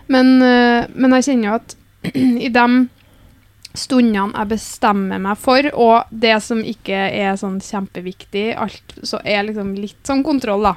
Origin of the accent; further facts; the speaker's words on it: Namsos, Trøndelag, Norway; accent: Namsos dialect; Hører at jeg er fra Namsos?